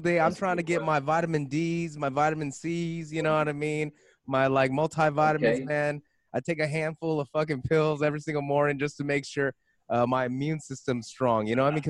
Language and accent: English; West Covina, California, United States; I'm from West Covina. Hey, you know, it's still LA County